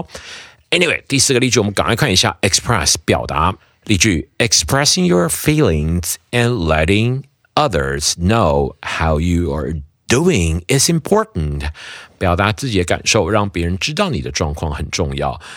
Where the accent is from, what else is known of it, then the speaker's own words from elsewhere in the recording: Taiwan; 我听过超多人这样讲的哈，就是我们台湾人讲他不是我的菜